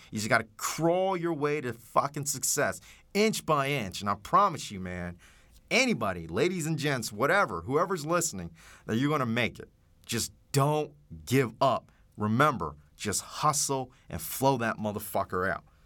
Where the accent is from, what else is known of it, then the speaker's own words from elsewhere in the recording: Dallas, Texas, United States; growing up in Oak Cliff and Dallas